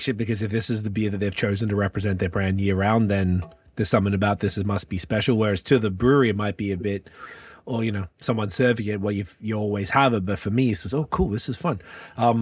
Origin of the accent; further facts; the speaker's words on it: Melbourne, Victoria, Australia; moved away as an adult; also born or lived in Montreal, Canada; now in Toronto, Canada; I'm from Melbourne, Australia